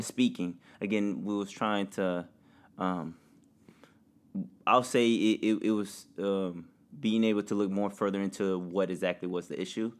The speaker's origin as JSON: {"language": "English", "region": "Indiana", "country": "United States", "tie": "born or raised there", "said": "growing up in Indiana with no other family"}